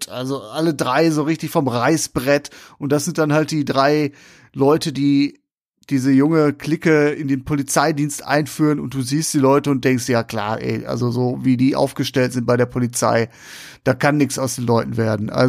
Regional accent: Essen, North Rhine-Westphalia, Germany; ich komme aus Essen Nord, komme ich.

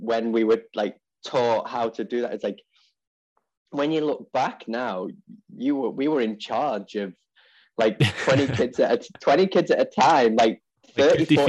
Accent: Ellesmere Port, North West England, United Kingdom; I'm from a little county called Cheshire and a little town called Ellesmereport

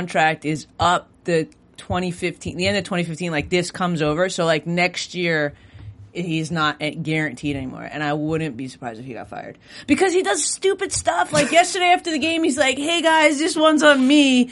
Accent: Long Island, New York, United States; now in Los Angeles, United States; I'm from Long Island

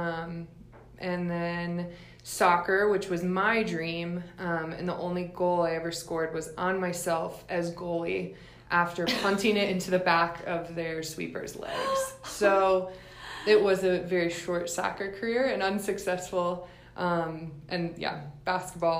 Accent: Nashville, Tennessee, United States; I grew up in Nashville, Tennessee.

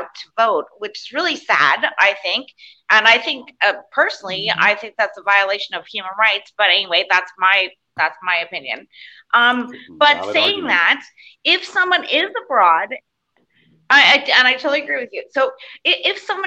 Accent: Canada; now in Cayman Islands; my God-given right as a Canadian to vote for whoever is governing my country while I'm away.

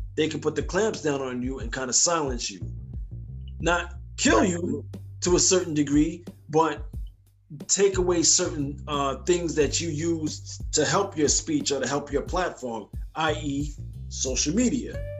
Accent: United States; as American people

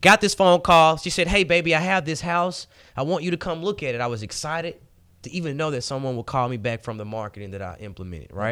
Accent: Memphis, Tennessee, United States; born and raised in Memphis, Tennessee

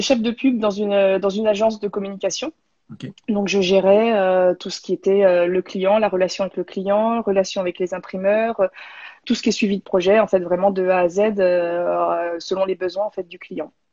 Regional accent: Beaune, Bourgogne-Franche-Comté, France; moved away as an adult; also born or lived in Besançon / Paris; now in Montpellier, France; je suis de Bourgogne, de Beaune.

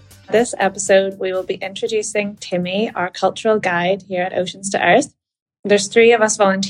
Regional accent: Belfast, Northern Ireland, United Kingdom; I'm from Belfast, Northern Ireland, and I'm on the program for 3 weeks.

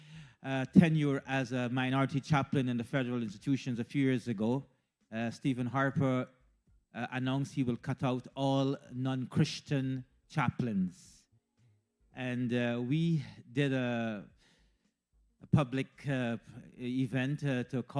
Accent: Guyana; moved away as an adult; also born or lived in India; now in Canada; I was born in Guyana, and to be brief, my education was at Queen's College in Guyana

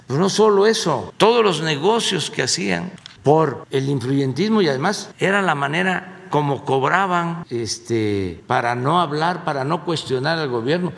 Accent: Mexico; Que es el sistema que nosotros hemos eh, adoptado como mexicanos

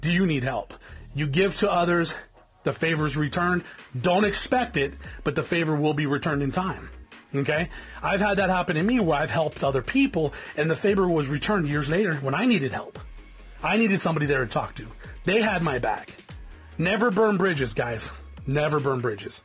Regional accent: South Tucson, Arizona, United States; I come from South Tucson, Arizona. I come from an area that's infested with gangs

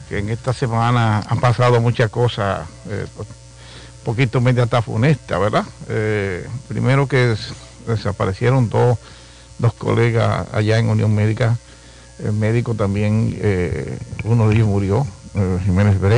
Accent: Santiago de los Caballeros, Santiago, Dominican Republic; yo nací y me crié en Bellavista, Soy detrás de, eh, en Brooklyn, después del puente. Decimos Brooklyn así después del puente.

